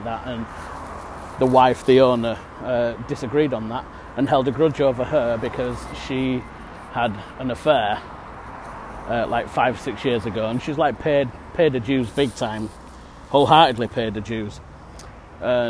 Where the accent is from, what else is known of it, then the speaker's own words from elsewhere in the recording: Yorkshire and the Humber, United Kingdom; I'm in England at the minute. Born and bred in Yorkshire